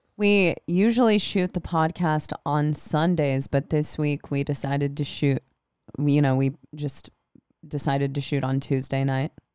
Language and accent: English; Des Moines, Iowa, United States; I'm from Des Moines